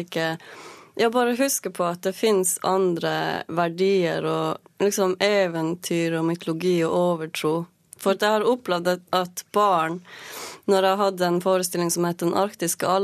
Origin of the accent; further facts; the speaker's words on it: Norway; jeg har aldri følt meg diskriminert pga. at jeg er same.